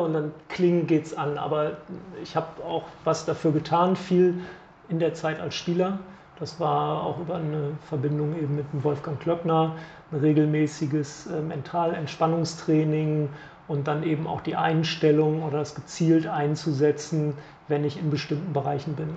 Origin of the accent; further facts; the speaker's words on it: Bremen, Germany; als Bremer